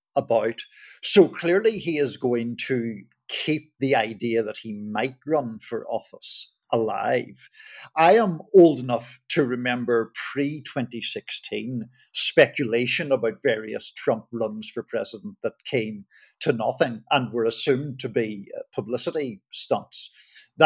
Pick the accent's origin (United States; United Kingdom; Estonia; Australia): United Kingdom; Belfast, Northern Ireland; moved away; That's the part of the world that I'm originally from. I grew up in Belfast